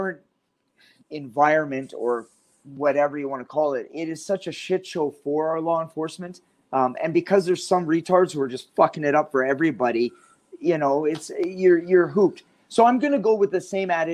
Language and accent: English; Canada; moved away; as a Canadian, I was born in Canada